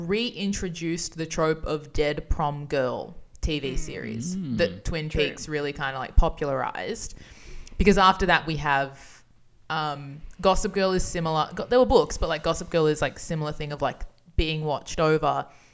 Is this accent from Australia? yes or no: yes; Brisbane, Queensland, Australia; I'm from Brisbane.